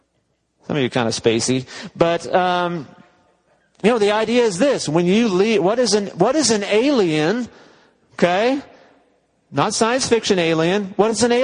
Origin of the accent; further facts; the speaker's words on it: United States; now in West Texas, United States; American Christians